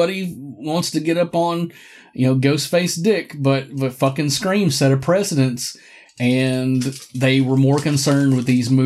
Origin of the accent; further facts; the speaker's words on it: Morristown, Tennessee, United States; my hometown of Morristown, Tennessee